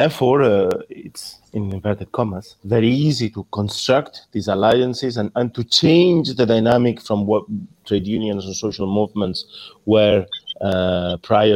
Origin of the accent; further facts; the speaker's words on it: Spain; English is a second language; moved away; In Spain, where I'm from, you can gather by my accent